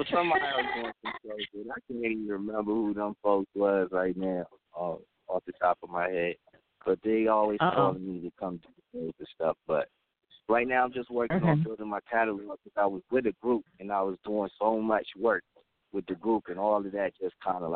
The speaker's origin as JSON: {"language": "English", "town": "Landover", "region": "Maryland", "country": "United States", "said": "I'm from Kentland, Landover, but I be all over MoCo, Germantown, Gettysburg, DC."}